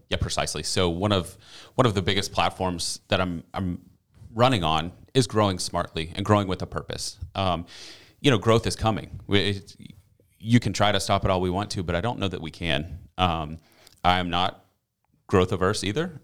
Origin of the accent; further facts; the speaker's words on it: Green Cove Springs, Florida, United States; I'm from Green Coast Springs, graduated from Clay High School in two thousand five